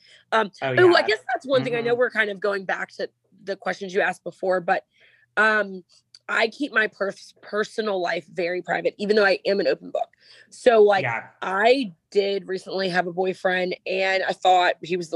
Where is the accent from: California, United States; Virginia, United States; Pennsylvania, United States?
Pennsylvania, United States; Philadelphia; I'm from Philadelphia, Pennsylvania.